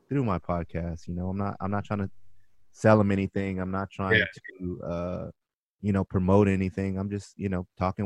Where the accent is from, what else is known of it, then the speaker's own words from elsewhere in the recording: Orange County, California, United States; I grew up in Orange County, so I didn't grow up around a lot of Black people